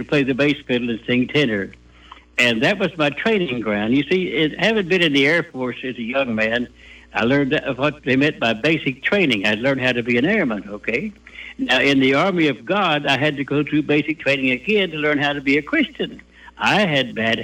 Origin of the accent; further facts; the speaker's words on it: Arkansas, United States; I'm from Arkansas as a kid. And we was poor. We was poor just like we did. Dad, my daddy had 9 kids, and he was a sharecropper, and we was raised poor